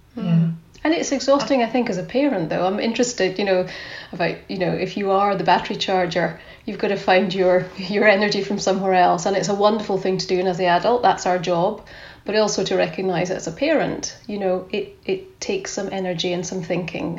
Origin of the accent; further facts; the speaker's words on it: Scotland, United Kingdom; accent: Scottish; You can tell I'm … from my Scottish accent